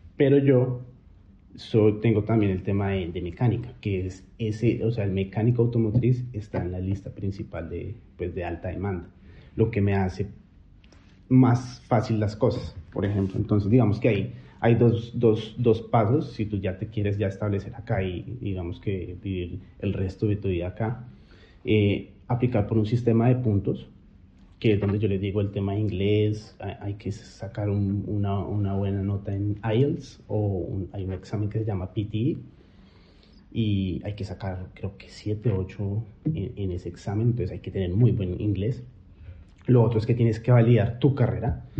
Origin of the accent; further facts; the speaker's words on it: Colombia; moved away as an adult; now in Australia; Yo solo salí de Colombia pensando que iba por seis meses y volvía